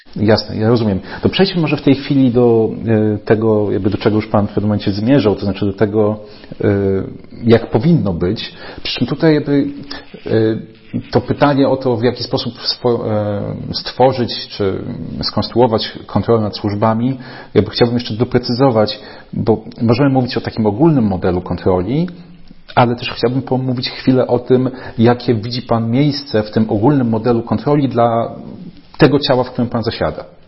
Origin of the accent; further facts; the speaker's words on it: Płock, Masovian Voivodeship, Poland; jestem rodowitym płodczaninem